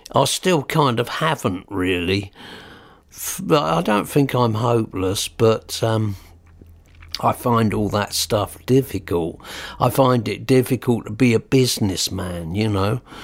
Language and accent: English; Newhaven, South East England, United Kingdom; accent: New Haven boy; also born or lived in Peacehaven; I was born in New Haven, and my mum said, "I wish you wouldn't talk like a New Haven boy."